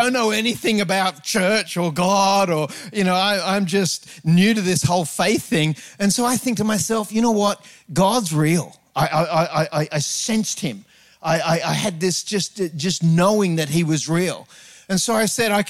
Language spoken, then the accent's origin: English; Sydney, New South Wales, Australia; I grew up on the North Shore of Sydney